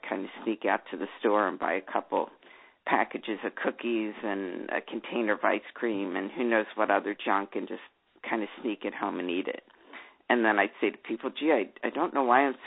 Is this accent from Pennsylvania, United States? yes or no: yes; Philadelphia, Pennsylvania, United States; I grew up in Philadelphia